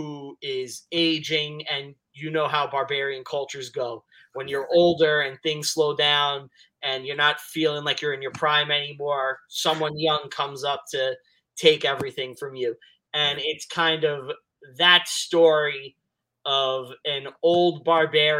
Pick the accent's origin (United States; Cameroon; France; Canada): United States; New York City, New York; I'm from Staten Island